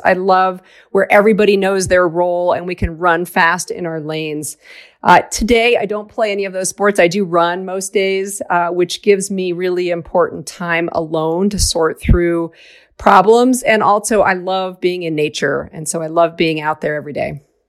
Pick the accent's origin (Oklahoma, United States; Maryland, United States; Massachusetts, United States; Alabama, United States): Massachusetts, United States; outside of Boston; I grew up outside of Boston